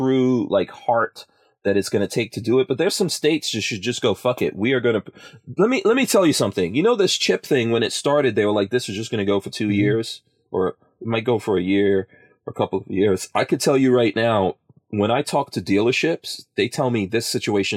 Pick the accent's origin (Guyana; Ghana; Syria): Guyana; I'm from Guyana